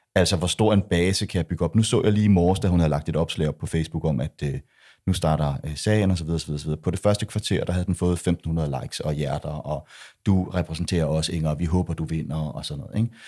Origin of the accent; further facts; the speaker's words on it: Denmark; jeg er jo dansker